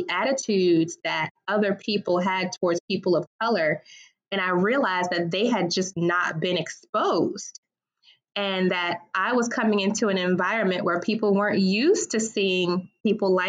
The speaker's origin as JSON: {"language": "English", "town": "Washington", "region": "District of Columbia", "country": "United States", "tie": "born or raised there", "said": "I have a little bit of a unique experience growing up in the Washington, D.C. area"}